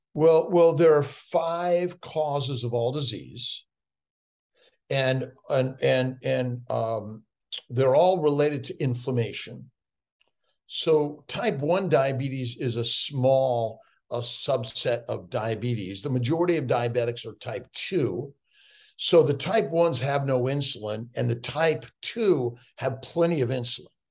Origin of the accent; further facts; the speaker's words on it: Los Angeles, California, United States; born and raised in Los Angeles, I was a street kid